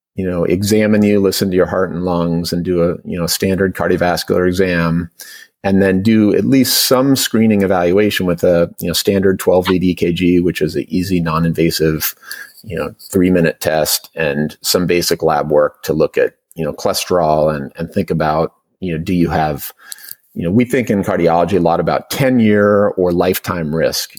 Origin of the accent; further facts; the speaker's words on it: Portland, Oregon, United States; also born or lived in Bay Area, California; now in Marin County, United States; I grew up in primarily in Portland, Oregon. Um, uh, I had a brief uh, five years in the Bay Area, um, uh, but but primarily in in Portland